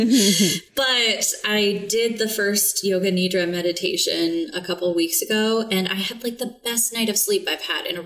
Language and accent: English; Texas, United States; now in New England, United States; I'm originally from Texas and I love the heat.